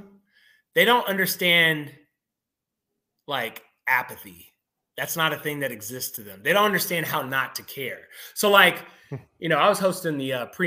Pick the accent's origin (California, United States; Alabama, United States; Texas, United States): Alabama, United States; now in Chicago, United States; my home state, Montevallo